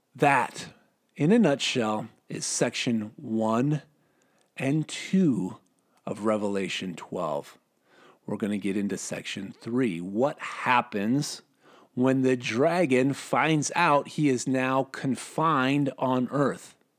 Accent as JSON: {"language": "English", "region": "Minnesota", "country": "United States", "said": "I'm from Minnesota."}